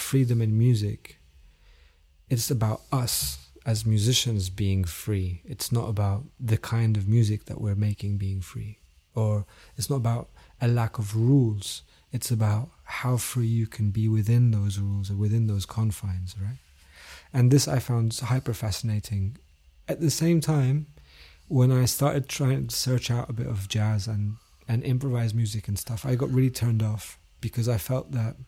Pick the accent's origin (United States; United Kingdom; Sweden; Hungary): United Kingdom; London; also born or lived in Damascus, Syria; I was born in Damascus, but I grew up in London from the age of 9.